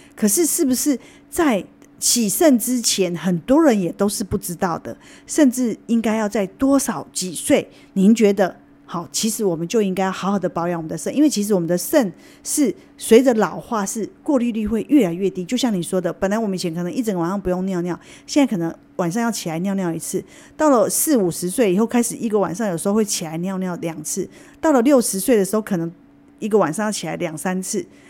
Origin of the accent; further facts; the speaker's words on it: Taiwan; 造成我们台湾人洗肾